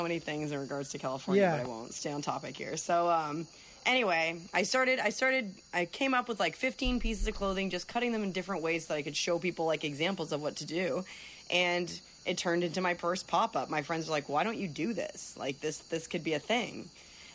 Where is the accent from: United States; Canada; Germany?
Canada; Windsor, Ontario; moved away; my hometown of Windsor, Ontario